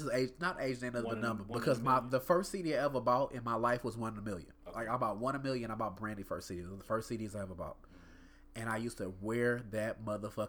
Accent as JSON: {"language": "English", "town": "Houston", "region": "Texas", "country": "United States", "said": "I'm Texan, I'm so Houston."}